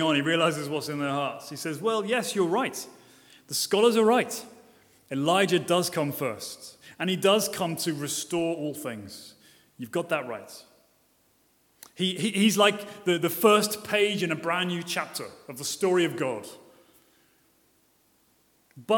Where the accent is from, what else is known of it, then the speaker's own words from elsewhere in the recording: Brighton, South East England, United Kingdom; I'm from Brighton